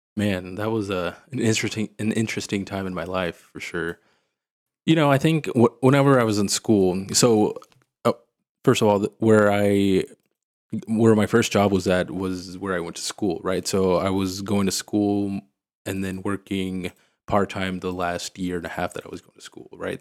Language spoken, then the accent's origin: English; Missouri, United States; moved away as an adult; also born or lived in Springfield, Missouri; now in Houston, United States; I grew up in Missouri